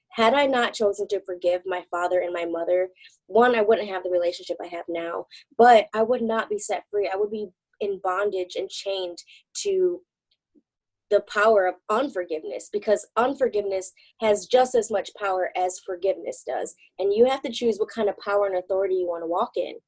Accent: Michigan, United States; also born or lived in Texas; I was born in Texas but raised in Michigan

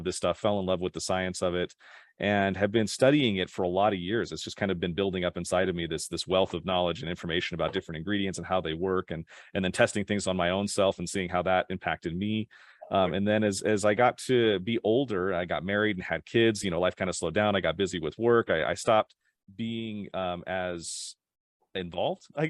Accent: Draper, Utah, United States; also born or lived in Sandy, Utah; I grew up in Utah, in a little town called Draper

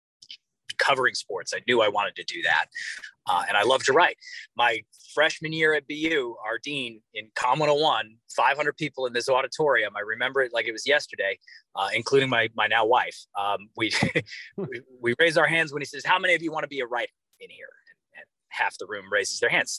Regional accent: Cleveland, Ohio, United States; moved away as an adult; also born or lived in Boston / Bangor, Maine; now in New York, United States; I was born and raised in Cleveland, Ohio.

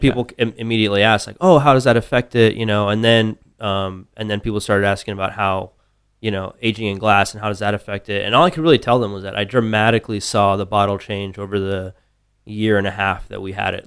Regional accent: Tucson, Arizona, United States; moved away as an adult; now in Austin, United States; grew up in Tucson. I was there all through college

